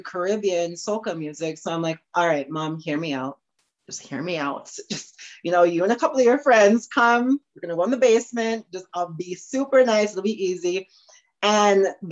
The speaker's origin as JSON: {"language": "English", "town": "Morinville", "region": "Alberta", "country": "Canada", "tie": "born or raised there", "also_born_or_lived": "Trinidad", "lives_now": "Edmonton, Canada", "said": "growing up in Morinville, is where I'm originally from"}